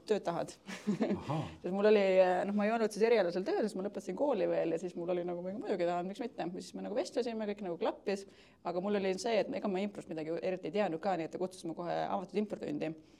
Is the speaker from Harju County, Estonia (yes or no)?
yes; Keila, Harju County, Estonia; now in Tallinn, Estonia; ma tulen äh, Keilast, aga elan Tallinnas juba viimased päris mitu aastat